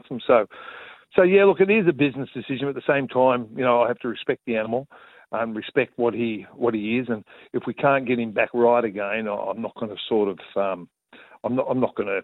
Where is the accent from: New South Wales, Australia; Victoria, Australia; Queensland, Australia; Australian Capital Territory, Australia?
New South Wales, Australia; Newcastle; the Novocastrians like I am, born and bred in Newcastle